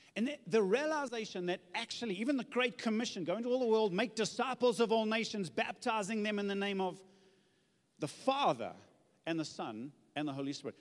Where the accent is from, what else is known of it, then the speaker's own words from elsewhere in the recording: Zululand, KwaZulu-Natal, South Africa; I come from Zululand